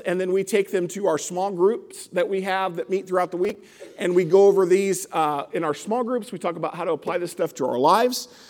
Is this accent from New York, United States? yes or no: no; South Arkansas, United States; now in St. Louis, United States; I grew up in South. I grew up in, in Arkansas